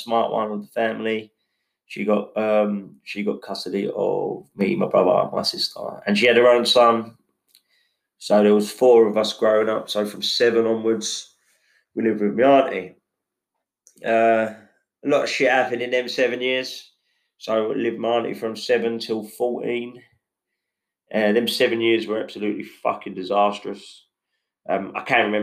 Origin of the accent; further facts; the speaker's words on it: Enfield, London, United Kingdom; I was born in Enfield Chase Farm